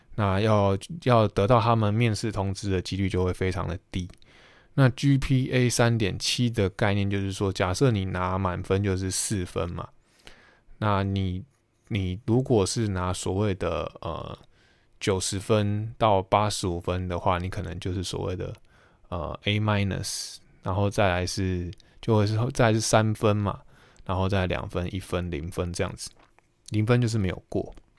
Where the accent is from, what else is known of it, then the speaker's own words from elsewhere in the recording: Taiwan; also born or lived in United States; 美国念完书回到台湾研究所念完之后